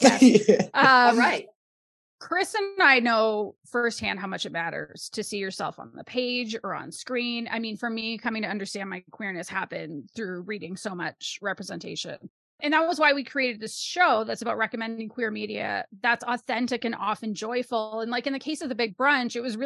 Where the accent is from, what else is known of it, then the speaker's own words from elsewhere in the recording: Canada; as a Canadian person